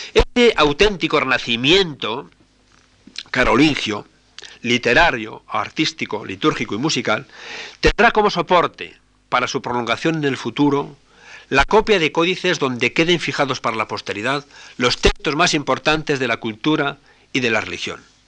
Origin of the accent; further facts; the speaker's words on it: Spain; cuando salimos fuera de España